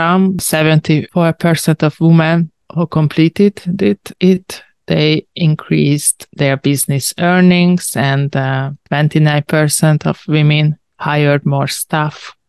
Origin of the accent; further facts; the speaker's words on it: Hungary; I'm a journalist from Hungary